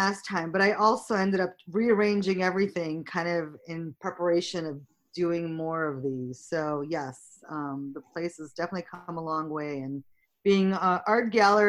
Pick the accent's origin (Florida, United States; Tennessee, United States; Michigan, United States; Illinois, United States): Illinois, United States; Chicago; also born or lived in St. Petersburg, Russia / New York; I was born in St. Petersburg, Russia, and came here with my family when I was 9 years old in 1979, and we moved to New York, where we were for a year, and then my family moved to Chicago.